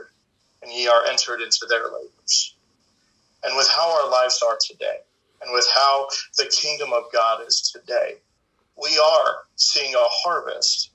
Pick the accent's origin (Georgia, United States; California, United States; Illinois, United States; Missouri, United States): Missouri, United States; St. Louis; also born or lived in South Ozone Park, Queens, New York City; now in Chillicothe, United States; we moved from New York to St. Louis, and I was able to sit under Guy Rome